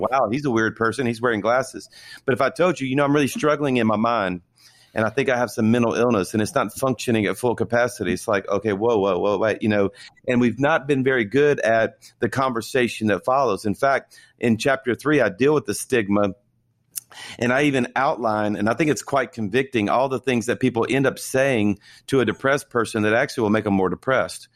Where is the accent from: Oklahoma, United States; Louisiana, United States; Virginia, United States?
Louisiana, United States; South; I was born and raised in South Louisiana